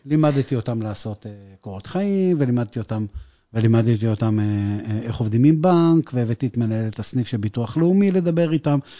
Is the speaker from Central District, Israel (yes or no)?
no; Acre, Northern District, Israel; moved away as an adult; now in Beersheba, Israel; אני לא באר שבעי במקור, אני מעכו.